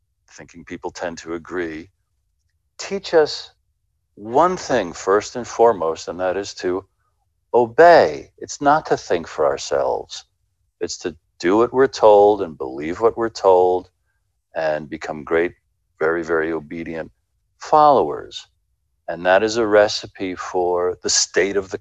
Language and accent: English; United States; I'm an American